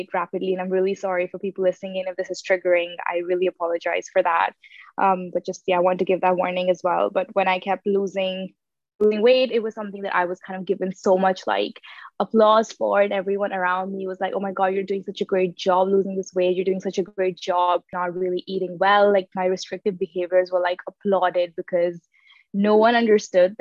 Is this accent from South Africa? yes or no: no; Dubai, United Arab Emirates; moved away as an adult; I grew up in the United Arab Emirates in Dubai. That's where I did most of my schooling